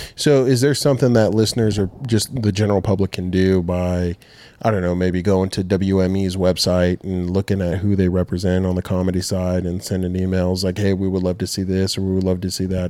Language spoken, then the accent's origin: English; Rancho Cucamonga, California, United States; moved away as an adult; now in Dothan, United States; we grew up in Rancho Cucamonga, California